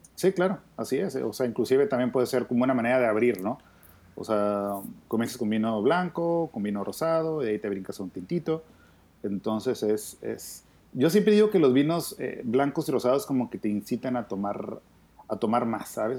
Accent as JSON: {"language": "Spanish", "country": "Mexico", "said": "Así como somos los mexicanos"}